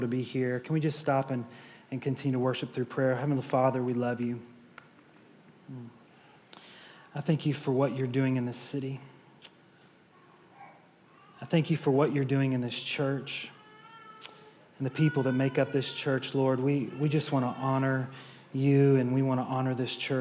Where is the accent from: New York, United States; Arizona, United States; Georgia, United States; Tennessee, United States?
Tennessee, United States; Nashville; moved away; I'm from Nashville, Tennessee. My wife and I, our family is from Nashville, Tennessee, from the South.